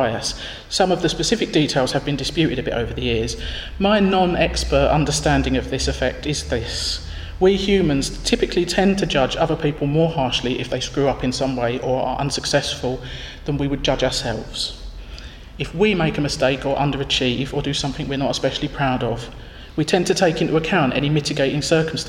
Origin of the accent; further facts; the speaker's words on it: Northern Ireland, United Kingdom; moved away as an adult; I felt isolated by being the only Northern Irish person, and being working class Northern Irish at that. Living outside my home country for the first time